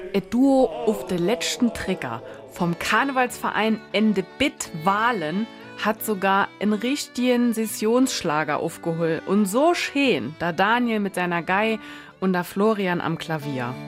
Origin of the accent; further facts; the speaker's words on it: Dillingen, Saarland, Germany; Bei uns in Dillingen ist doch immer Rathaussturm und Umzug in Ähnem